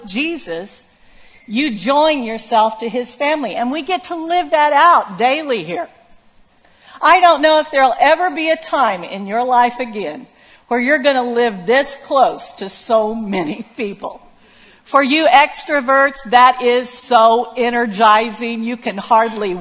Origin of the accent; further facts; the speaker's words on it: Oklahoma, United States; moved away; I grew up in Waukeeta, Oklahoma, population 490.